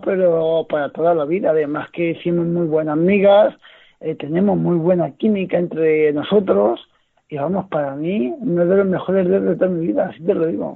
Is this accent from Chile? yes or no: no; Noez, Castilla-La Mancha, Spain; yo soy de Noé, de un, de, un municipio de los Montes de, Toledo, y digamos que aquí en mi comarca